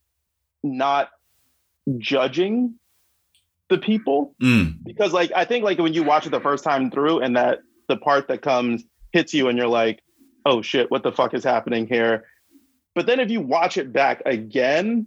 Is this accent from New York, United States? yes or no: yes; New York City, New York, United States; I grew up in Brooklyn, and like, you know, the '90s, I was a teenager.